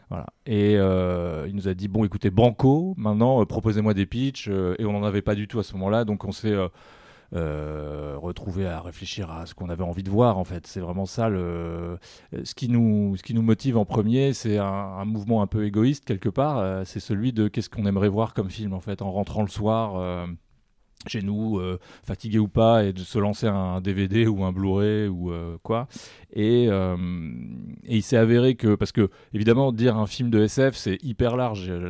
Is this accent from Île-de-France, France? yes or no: yes; Paris, Île-de-France, France; Bon, je suis parisien, je précise.